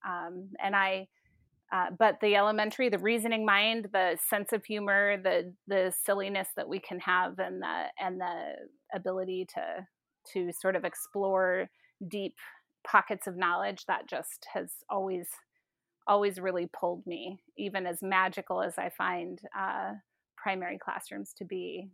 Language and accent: English; Seattle, Washington, United States; moved away; also born or lived in South Dakota; I'm originally from Seattle